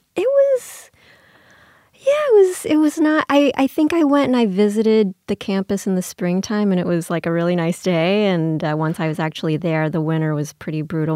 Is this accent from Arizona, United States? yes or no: no; New Orleans, Louisiana, United States; I grew up in Louisiana, mostly in New Orleans